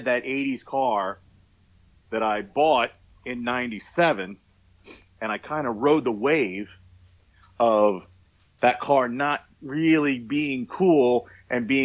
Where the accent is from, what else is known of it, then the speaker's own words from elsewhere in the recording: just outside of Philadelphia, Pennsylvania, United States; also born or lived in Pittsburgh, Pennsylvania; my whole car culture is, you know, just outside of Philadelphia